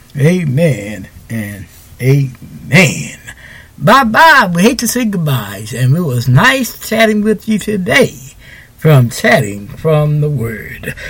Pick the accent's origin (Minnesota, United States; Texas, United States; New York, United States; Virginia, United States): Texas, United States; Houston; I'm from Houston